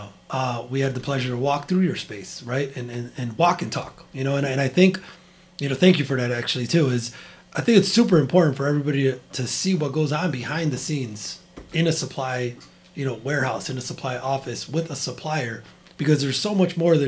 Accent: Chicago, Illinois, United States; my hometown of Chicago

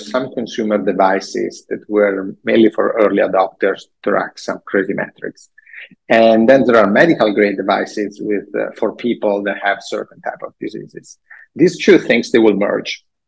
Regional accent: Italy; English is a second language; moved away as an adult; now in United States; living in a small town, medieval, middle ages town in Italy

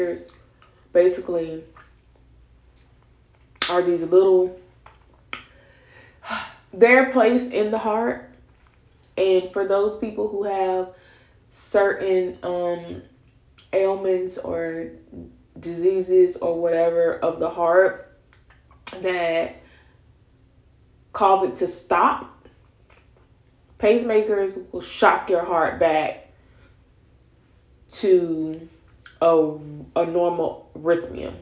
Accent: Florida, United States; also born or lived in the South; I grew up in Florida, well, partially grew up in Florida

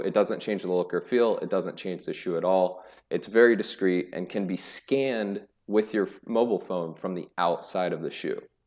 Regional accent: Greenfield, Indiana, United States; I was born and raised in a rural town in Indiana called Greenfield

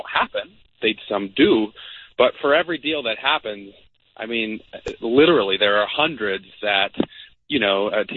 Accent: Denver, Colorado, United States; I'm born and raised in Denver

